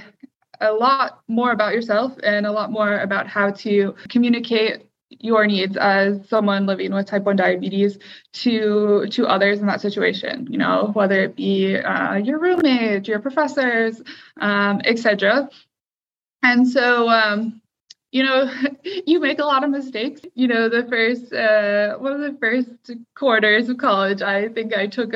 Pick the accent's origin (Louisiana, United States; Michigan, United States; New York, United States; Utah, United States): Michigan, United States; Troy; also born or lived in Detroit, Michigan; I spent most of my time during my childhood in Troy, Michigan.